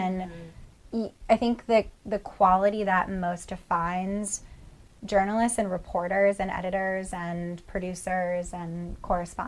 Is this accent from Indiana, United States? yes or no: no; Northeast Ohio, United States; I'm from Northeast Ohio